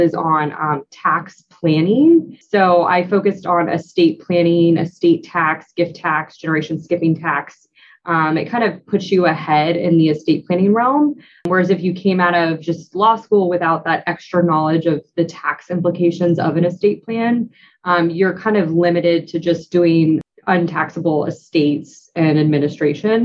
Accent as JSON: {"language": "English", "town": "St. Petersburg", "region": "Florida", "country": "United States", "tie": "born or raised there", "said": "I grew up in St. Petersburg, Florida"}